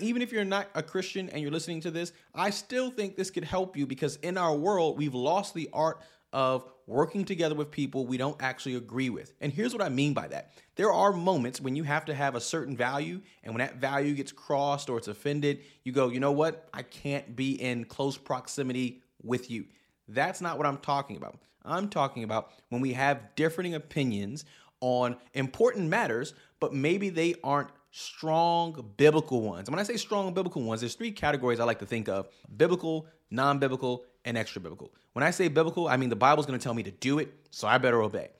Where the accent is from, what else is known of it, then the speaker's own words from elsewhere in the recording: New York City, New York, United States; moved away as an adult; now in Pacific Northwest, United States; I grew up in New York City, uh, and I have moved to the Pacific Northwest